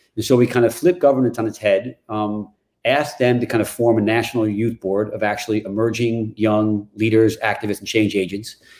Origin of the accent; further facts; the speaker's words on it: New York, United States; now in Chevy Chase, Maryland, United States; I grew up in New York